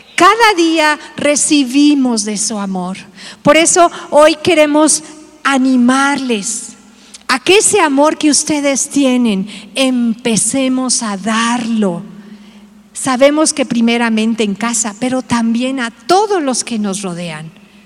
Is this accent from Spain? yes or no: no; Tabasco, Mexico; now in Mexico City, Mexico; Yo soy tabasqueño, mi esposo es de aquí del DF